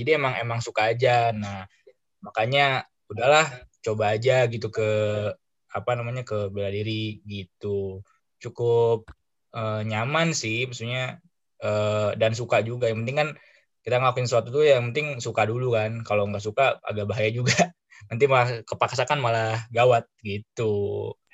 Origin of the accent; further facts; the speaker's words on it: Bandung, West Java, Indonesia; gua dari Bandung